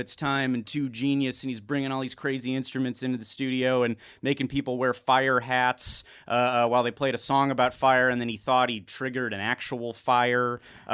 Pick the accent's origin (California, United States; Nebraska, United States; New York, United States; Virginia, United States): California, United States; Los Angeles; also born or lived in Topanga Canyon; I'm from here as well